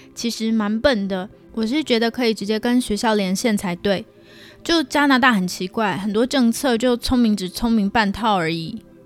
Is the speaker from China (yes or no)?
no; Taiwan; accent: Taiwanese; moved away as an adult; now in Canada; 还有我的台湾口音